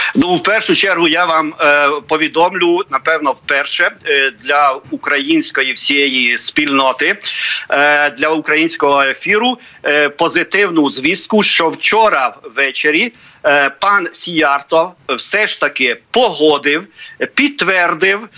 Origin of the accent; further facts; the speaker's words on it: Ukraine; як український угорець